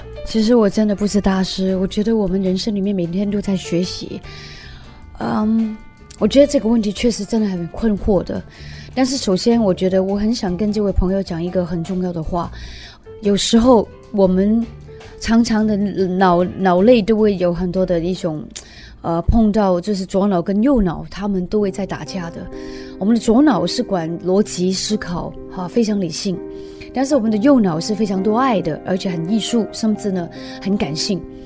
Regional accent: Hong Kong; moved away as an adult; now in Taiwan; 我是从香港来的一个女人，我是为爱九天涯的一个女人

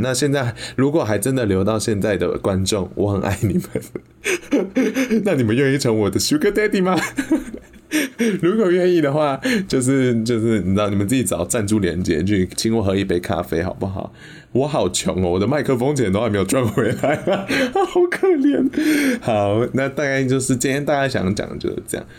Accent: Yunlin County, Taiwan; 我们家乡云林

